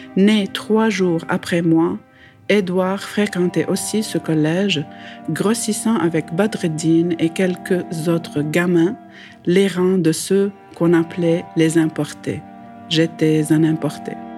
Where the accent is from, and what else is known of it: Lebanon; moved away as an adult; now in Montreal, Canada